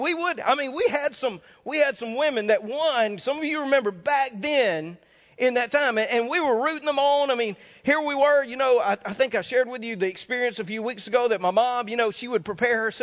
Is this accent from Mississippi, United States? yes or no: yes; North Mississippi, United States; moved away; I grew up in Mississippi. We didn't have much entertainment around in North Mississippi when I grew up.